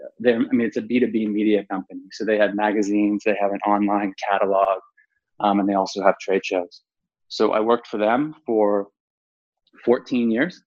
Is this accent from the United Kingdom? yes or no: no; Toronto, Ontario, Canada; moved away as an adult; also born or lived in Hong Kong / Xi'an, China; I'm Canadian from Toronto area. I graduated university in 2002 with a business, you know, an undergrad business degree, and I moved to Hong Kong 2 months later.